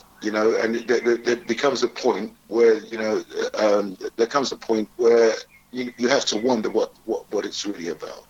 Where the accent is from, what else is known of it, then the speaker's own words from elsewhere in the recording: Wood Green, London, United Kingdom; I grew up all over, but I class myself as a Wood Green boy. Because when I was 12-ish, I moved to Wood Green